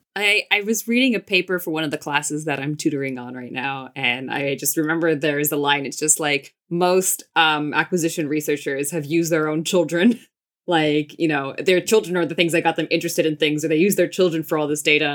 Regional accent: United States; I grew up in the States. My mom's from Finland. My dad's from Israel.

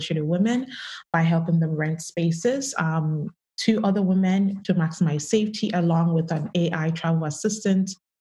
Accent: Canada; I grew up in Canada.

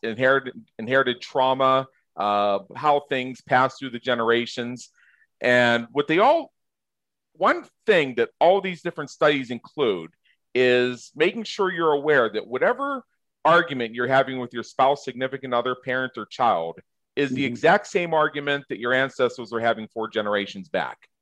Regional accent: just south of Pittsburgh, Pennsylvania, United States; moved away; I grew up just south of Pittsburgh

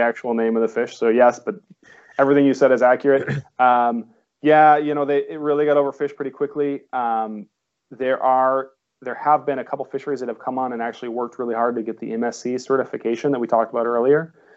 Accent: Ohio, United States; now in Monterey, United States; I'm from Ohio originally

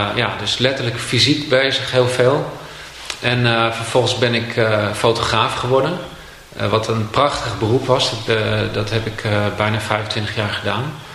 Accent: Castricum, North Holland, Netherlands; In Castricum, aan, vlakbij zee.

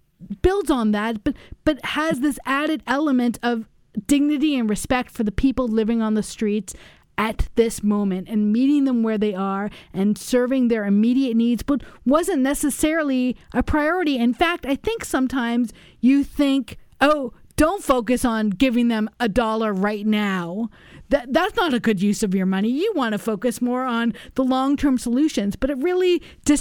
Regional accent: New York City, New York, United States; moved away as an adult; now in Madison, United States; I had spent much of my life in New York City

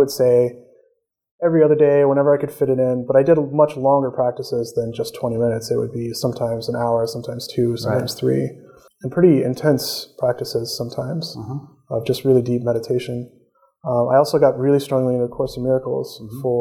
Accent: Peoria, Illinois, United States; moved away as an adult; now in Fairfield, Iowa, United States; I'm originally from Illinois.

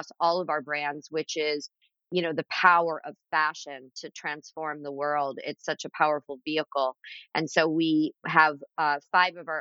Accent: Florida, United States; also born or lived in Philadelphia, Pennsylvania; now in Pennsylvania, United States; I grew up in Florida

